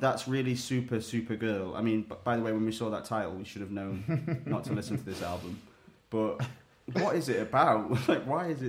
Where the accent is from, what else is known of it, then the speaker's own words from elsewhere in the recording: United Kingdom; a very British album that doesn't make me cringe at the thought of being British as well.